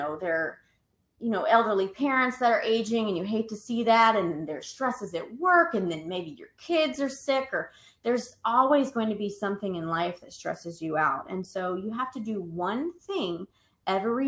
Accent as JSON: {"language": "English", "region": "the South", "country": "United States", "said": "I'm from the South."}